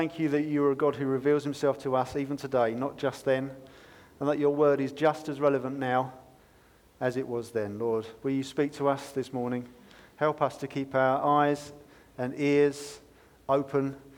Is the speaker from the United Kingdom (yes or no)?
yes; United Kingdom; we're British